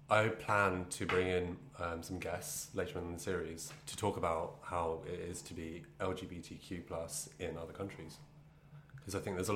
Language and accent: English; Brighton, South East England, United Kingdom; And so, I'm from Brighton. I came from a gay mecca.